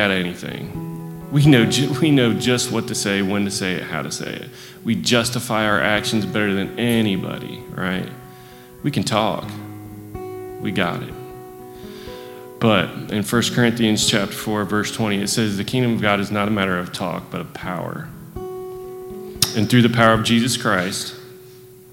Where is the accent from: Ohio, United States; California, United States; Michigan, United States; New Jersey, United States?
Ohio, United States; Northwest; moved away; also born or lived in Aberdeen, North Carolina; I'm from Aberdeen, North Carolina. My whole life, I've been surrounded by alcoholics. I grew up in Northwest Ohio